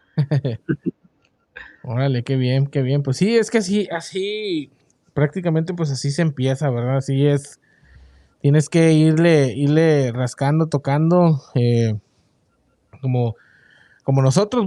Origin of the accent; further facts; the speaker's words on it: Mexico; now in United States; nosotros que venimos de México, cuando ya estamos acá en Estados Unidos